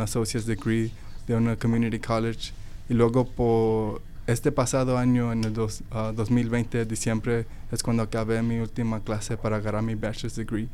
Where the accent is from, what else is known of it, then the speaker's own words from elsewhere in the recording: Dallas, Texas, United States; also born or lived in Mexico; nací en México y luego le dije que crecí ahí en Dallas, Texas